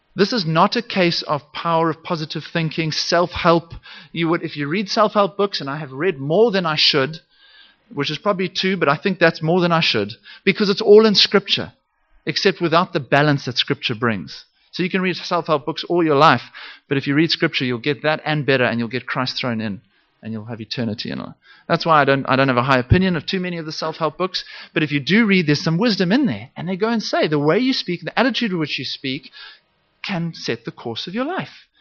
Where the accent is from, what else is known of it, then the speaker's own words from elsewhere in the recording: Zimbabwe; I, I grew up in Zimbabwe.